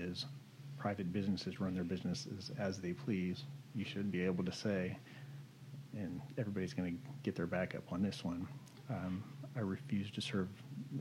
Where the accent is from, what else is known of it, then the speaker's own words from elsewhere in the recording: United States; now in Cedar Park, United States; I grew up in America.